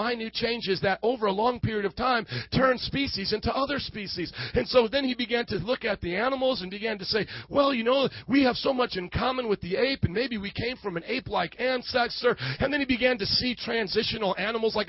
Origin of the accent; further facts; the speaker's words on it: Indiana, United States; moved away as an adult; also born or lived in New Orleans, Louisiana; I'm a male, and I was born in January 19th, 1995 in Indiana